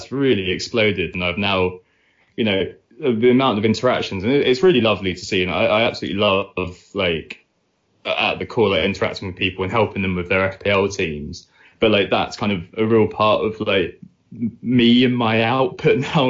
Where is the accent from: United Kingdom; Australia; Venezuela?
United Kingdom; Essex, East of England; moved away as an adult; also born or lived in Netherlands / Bristol; now in London, United Kingdom; I'm from Essex originally. Me and Nick both went to the same secondary school together